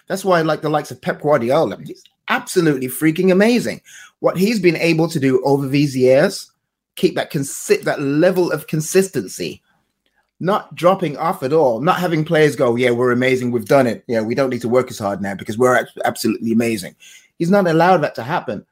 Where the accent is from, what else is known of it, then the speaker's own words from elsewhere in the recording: London, United Kingdom; this is my hometown